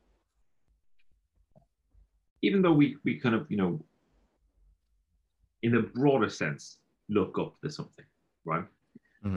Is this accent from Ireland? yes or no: yes; Galway, Connacht, Ireland; I'm from Galway, and that's our throwaway phrase. At least it was when I grew up